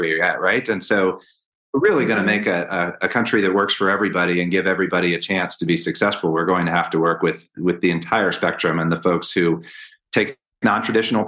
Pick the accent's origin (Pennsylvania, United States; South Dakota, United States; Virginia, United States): Virginia, United States; Northern; moved away as an adult; also born or lived in Washington, D.C.; now in Colorado, United States; I was born in Washington, D.C., actually, one of the few, and grew up in Northern Virginia, right outside of Washington, D.C.